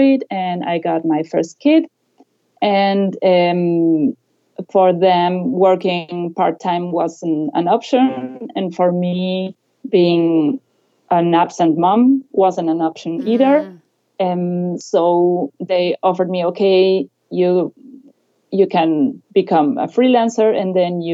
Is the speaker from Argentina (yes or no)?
yes; Argentina; moved away as an adult; also born or lived in Buenos Aires; now in Germany; I'm originally from Argentina, but I've been living in Germany for the past decade